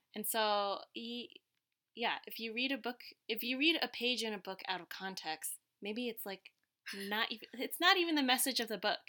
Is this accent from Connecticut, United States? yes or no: yes; Connecticut, United States; English is a second language; I grew up in Connecticut